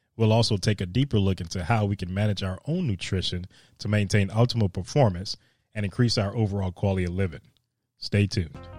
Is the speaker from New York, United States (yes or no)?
yes; Yonkers, New York, United States; moved away as an adult; now in Alaska, United States; I've been in Alaska for three years, and I'm from Yonkers, New York